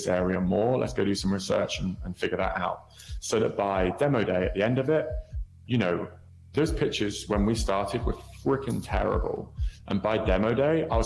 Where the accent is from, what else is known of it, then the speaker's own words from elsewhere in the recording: United Kingdom; moved away as an adult; also born or lived in San Francisco; now in New York, United States; obviously you can hear I'm Brit